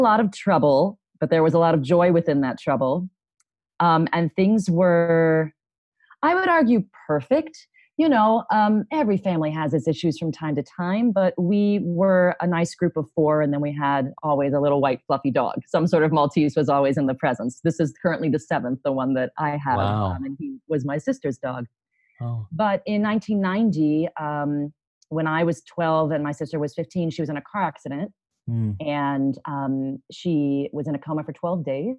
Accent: Upper Arlington, Ohio, United States; now in Phoenix, United States; I am from Columbus, Ohio, but more specifically Upper Arlington, Ohio, which is sort of Norman Rockwell, USA

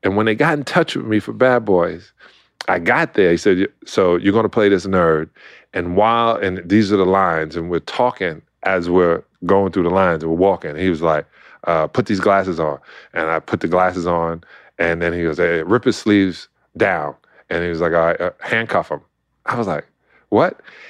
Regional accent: Brooklyn, New York, United States; I was a kid from Brooklyn. And if you know anything about New York, you stay in your borough.

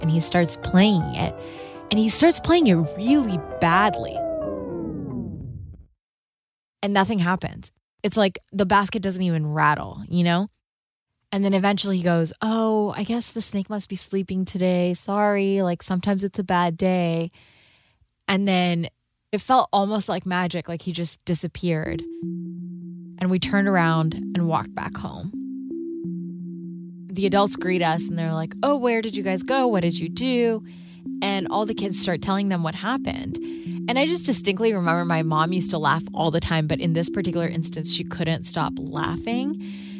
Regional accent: Karachi, Sindh, Pakistan; moved away; I grew up in Karachi, Pakistan

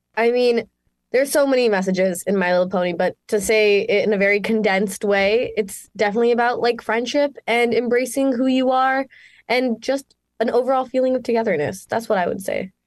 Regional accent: Mississauga, Ontario, Canada; moved away; I'm Canadian, from good old Miss Saga, Ontario, Canada, born and raised

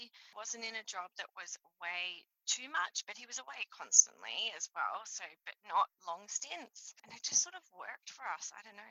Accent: Richmond, New South Wales, Australia; So I grew up in a military town. I grew up in Richmond, so RAF town

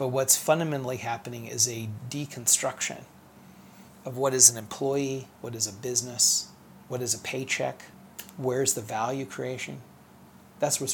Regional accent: Fort Wayne, Indiana, United States; also born or lived in Cincinnati, Ohio / Columbus, Indiana / Detroit, Michigan; now in Indianapolis, United States; we moved to Fort Wayne, which is where I went to elementary school. We, for a short time, lived outside of Detroit, Michigan, which is where I started high school, but I finished it here at Lawrence North in Indianapolis.

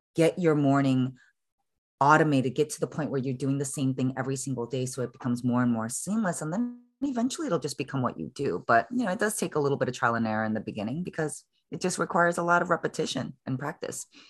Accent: Chicago, Illinois, United States; now in San Francisco, United States; I was originally born and raised in Chicago, and I'm a daughter of Korean immigrant parents

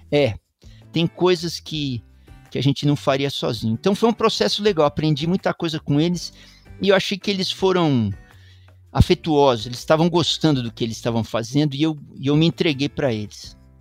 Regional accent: São Paulo, Brazil; Eu sou paulistano da Gema, eu sou uma das muitas São Paulos possíveis, vamos dizer, né? Nasci em 1959

